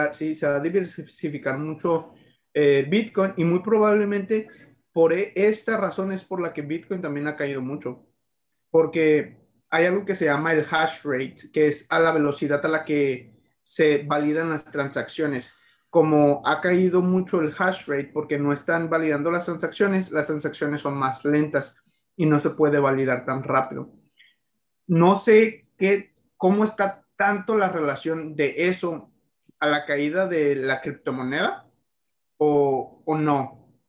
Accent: Mexico; nuestros ancestros los aztecas en México

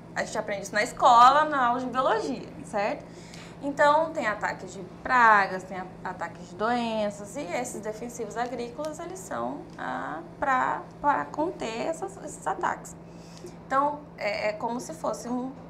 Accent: Cuiabá, Mato Grosso, Brazil; eu sou moradora de Cuiabá, sou cuiabana

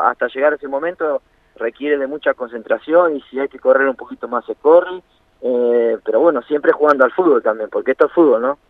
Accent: Banfield, Buenos Aires Province, Argentina; moved away as an adult; also born or lived in Italy / Brazil; yo nací en Banfield

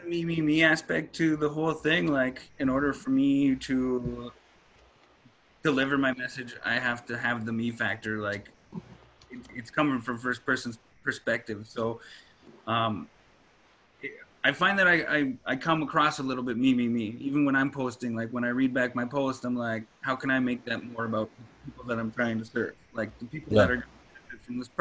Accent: Cold Lake, Alberta, Canada; moved away; I'm actually from Alberta. I'm from Cold Lake

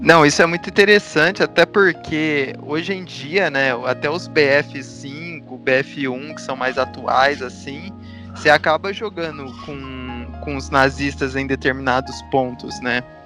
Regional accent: Brazil; nós, como brasileiros

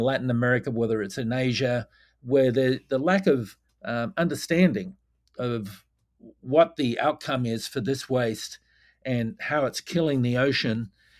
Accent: Perth, Western Australia, Australia; also born or lived in Margaret River; I'm from Margaret River in Western Australia. I grew up actually in Perth

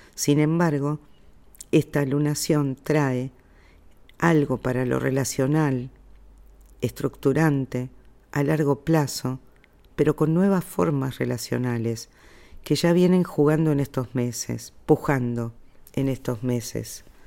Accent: Argentina; yo soy argentina

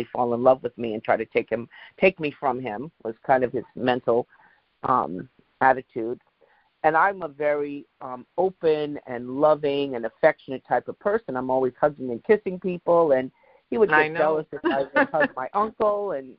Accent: England, United Kingdom; growing up in England, I know quite a few English people

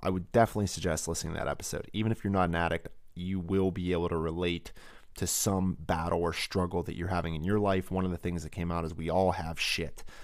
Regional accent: Pittsburgh, Pennsylvania, United States; A beautiful tour around Three Rivers in Pittsburgh, my hometown, the temple of my sacred ground

